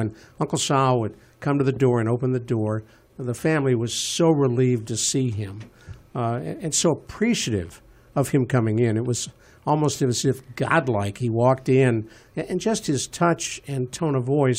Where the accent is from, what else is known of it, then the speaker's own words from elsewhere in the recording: Cleveland, Ohio, United States; When I was a kid growing up in Cleveland, Ohio, born in 1942